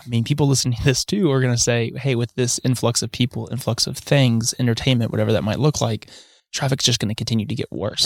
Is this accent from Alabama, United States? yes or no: yes; Huntsville, Alabama, United States; I grew up in South Huntsville